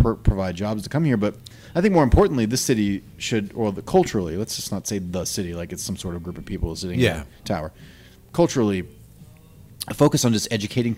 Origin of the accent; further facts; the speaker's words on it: Alabama, United States; also born or lived in Cleveland, Ohio; I'm from Alabama.